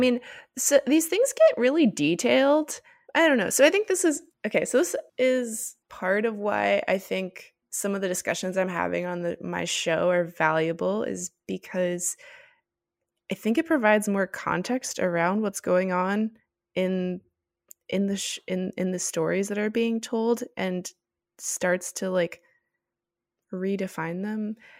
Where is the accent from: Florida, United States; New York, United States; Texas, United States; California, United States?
Florida, United States; Miami; I'm from Miami